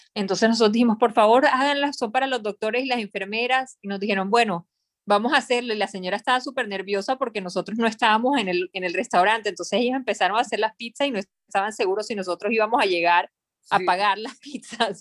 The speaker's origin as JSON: {"language": "Spanish", "town": "Barranquilla", "region": "Atlántico", "country": "Colombia", "also_born_or_lived": "Bogotá, Colombia / New York, United States / Miami, United States", "moved": "yes", "lives_now": "Panama", "said": "yo soy de Barranquilla, Colombia"}